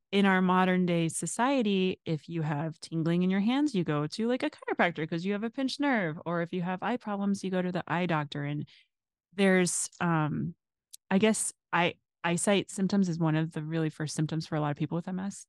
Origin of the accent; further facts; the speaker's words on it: Phoenix, Arizona, United States; moved away; also born or lived in Washington, District of Columbia, United States; living in Arizona growing up